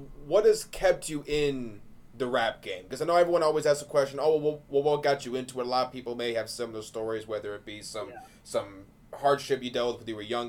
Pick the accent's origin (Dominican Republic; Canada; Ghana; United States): United States; Michigan; I'm from Michigan